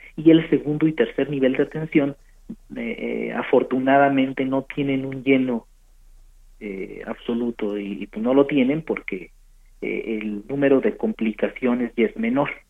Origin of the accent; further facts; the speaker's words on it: Mexico; en nuestro país